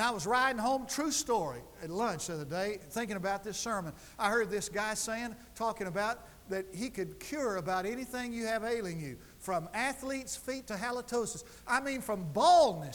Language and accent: English; Lubbock, Texas, United States; now in Durant, United States; I grew up in West Texas, where Kenneth lives.